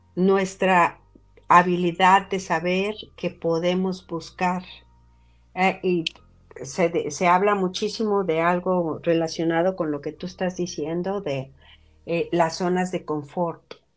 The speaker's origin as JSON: {"language": "Spanish", "country": "Mexico", "first_language": "Spanish", "moved": "yes", "lives_now": "Utah, United States", "said": "Yo estoy hablando como inmigrante mexicana"}